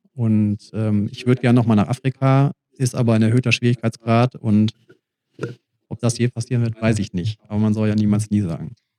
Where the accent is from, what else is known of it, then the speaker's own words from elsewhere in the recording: Germany; also born or lived in Australia; Deutschland ist meine Heimat